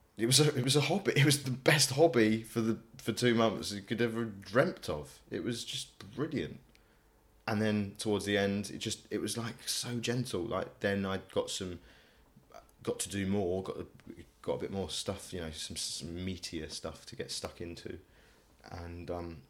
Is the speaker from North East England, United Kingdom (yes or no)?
no; Essex, East of England, United Kingdom; I'm not real EastEnder. I'm from Essex